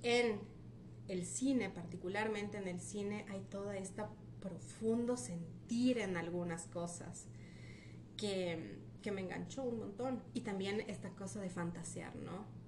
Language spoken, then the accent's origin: Spanish; Ecuador; moved away; also born or lived in Argentina / Brazil; vengo curiosamente de una familia de padre colombiano, madre peruana, yo nací en Ecuador